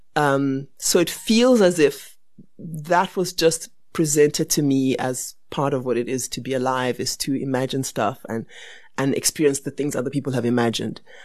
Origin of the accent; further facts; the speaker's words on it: Barbados; now in South Africa; And I was born in, and I was born in Barbados